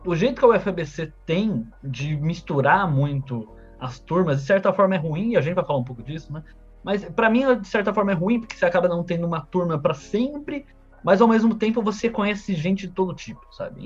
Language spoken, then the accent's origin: Portuguese; Santo André, São Paulo, Brazil; eu sou de Santo André